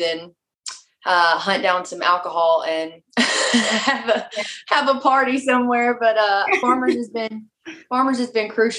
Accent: Hope, Arkansas, United States; moved away as an adult; also born or lived in Magnolia, Arkansas / Arkadelphia, Arkansas; now in Nashville, United States; I was born in Magnolia, Arkansas. That's where my mom's from. And then I was raised in Hope, Arkansas

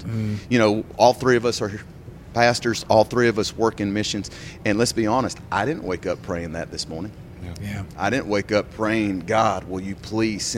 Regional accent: United States; accent: U.S. accent; moved away as an adult; I am American

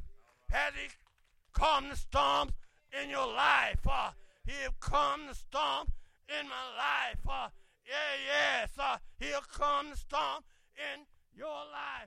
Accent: Clay Hills, Alabama, United States; growing up in the Clay Hills, Alabama

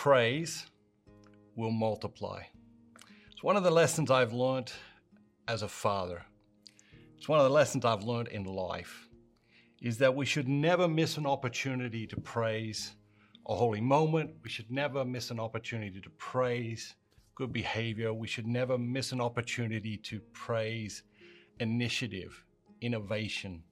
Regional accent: Australia; I grew up in Australia

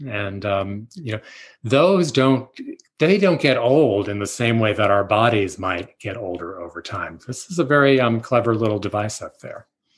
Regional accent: New York City, New York, United States; And I grew up in Manhattan

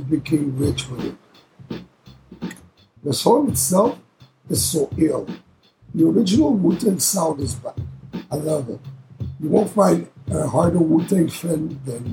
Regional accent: Canada; It was recorded in Canada. This is my hometown, my home country

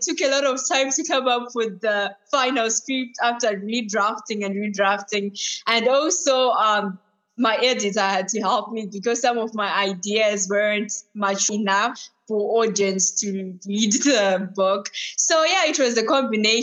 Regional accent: Zimbabwe; now in United Kingdom; I'm from the UK, but I'm originally from Zimbabwe.

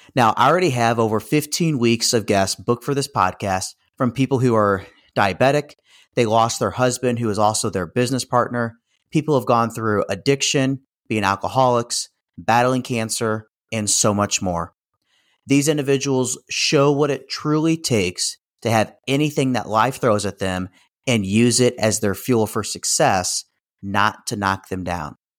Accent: St. Louis, Missouri, United States; also born or lived in Kansas City; I was born and raised in the Saint Louis region

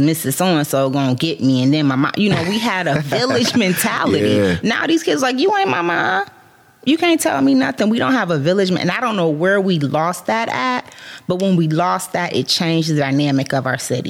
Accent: Canton, Ohio, United States; I grew up on the Northeast side. I lived in Rainbow from kindergarten all the way to my junior year

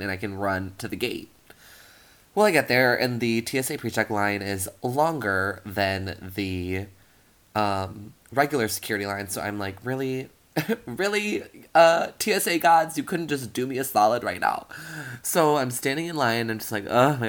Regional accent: Wisconsin, United States; moved away as an adult; now in Washington, D.C., United States; my hometown is right in the middle of it

